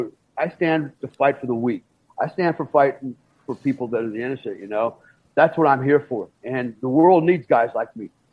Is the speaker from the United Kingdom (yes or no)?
no; Germany; my dad was in the Army for 20 years. I grew up mostly in Germany at the bases over there.